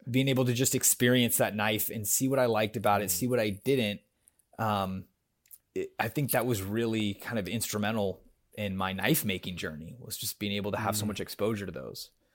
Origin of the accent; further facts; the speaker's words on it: Northern California, United States; moved away as an adult; also born or lived in Los Angeles, United States / San Antonio, United States; now in Austin, United States; I grew up in California, uh, up in ah. Northern California